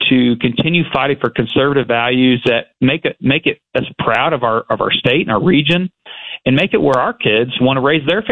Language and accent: English; Arkansas, United States; I think I'm the furthest legislator from Little Rock, from my hometown. It's about 225 miles, and that's far.